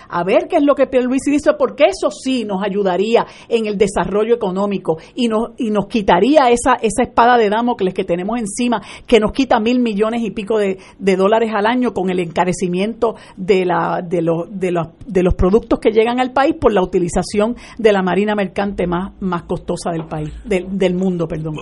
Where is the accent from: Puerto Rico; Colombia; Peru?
Puerto Rico